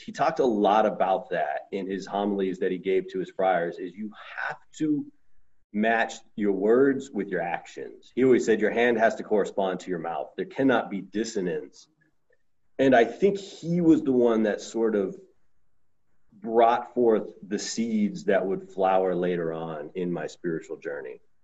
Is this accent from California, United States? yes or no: yes; Southern California, United States; I grew up in Southern California